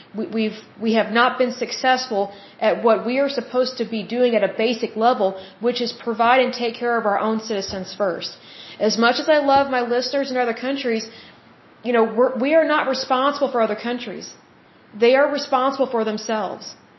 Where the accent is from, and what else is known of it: United States